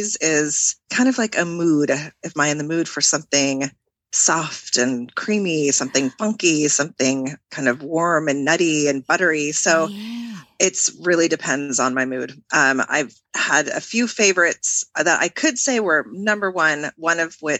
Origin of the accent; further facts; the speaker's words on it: Washington, United States; accent: American; moved away as an adult; also born or lived in Seattle / San Francisco / New Orleans; now in France; I grew up in Washington State, West Coast. Most people know Seattle, but I grew up about 280 miles east of Seattle on the other side of the state